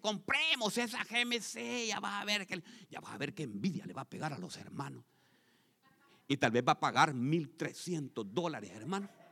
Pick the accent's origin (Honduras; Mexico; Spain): Honduras; moved away; Ahí en mi país hay un lago, hermanos. El lago Yohoa se llama